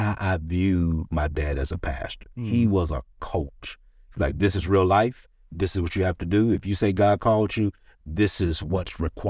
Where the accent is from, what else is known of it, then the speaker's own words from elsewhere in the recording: Cleveland Heights, Ohio, United States; Growing up in Cleveland Heights, just a church boy.